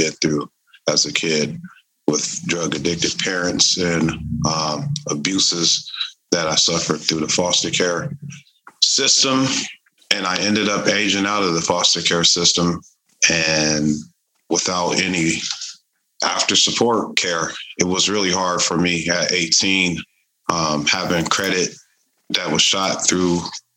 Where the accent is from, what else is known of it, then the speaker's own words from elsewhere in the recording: Tacoma, Washington, United States; I'm from Tacoma, Washington